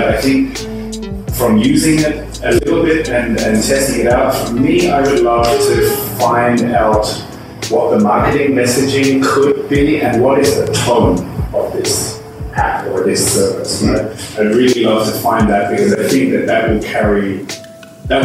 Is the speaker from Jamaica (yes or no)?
no; Belarus; English is a second language; All right, I'm …. I come from Belarus